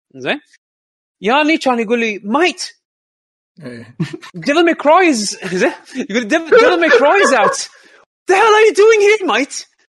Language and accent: Arabic; Kuwait; عندنا بالكويت